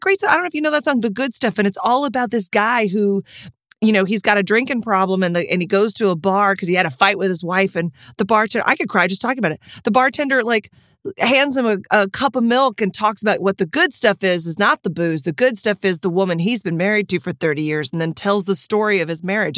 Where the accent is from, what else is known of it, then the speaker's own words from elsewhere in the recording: Texas, United States; moved away; growing up in Texas